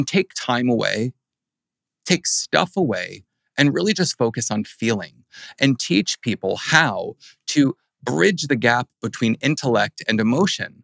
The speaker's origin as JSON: {"language": "English", "region": "New Jersey", "country": "United States", "said": "I'm from New Jersey"}